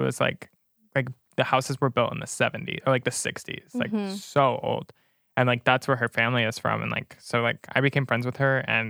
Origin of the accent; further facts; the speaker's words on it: Flower Mound, Texas, United States; not on my side of Flower Mound.